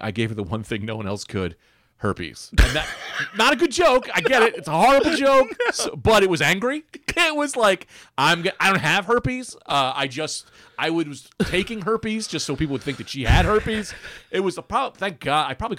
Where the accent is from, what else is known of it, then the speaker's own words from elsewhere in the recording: Bloomfield, New Jersey, United States; Yeah, I'm from Jersey.